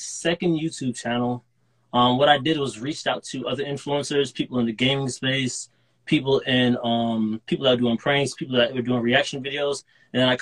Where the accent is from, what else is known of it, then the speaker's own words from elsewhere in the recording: Dubai, United Arab Emirates; moved away as an adult; now in United States; I'm from Dubai, UAE. I went over there to do school, and then I moved over to the United States to start college at Florida Atlantic University